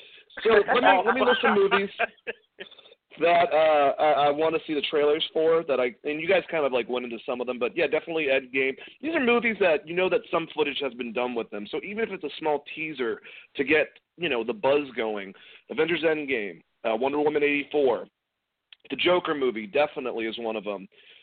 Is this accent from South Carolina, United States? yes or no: no; Boston, Massachusetts, United States; since I'm from Boston